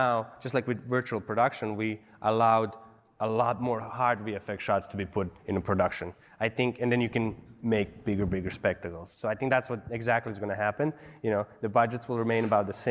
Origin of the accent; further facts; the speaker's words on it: Bosnia & Herzegovina; moved away as an adult; also born or lived in Serbia; now in United States; I was born in Bosnia. I lived in Serbia. I moved here when I was 20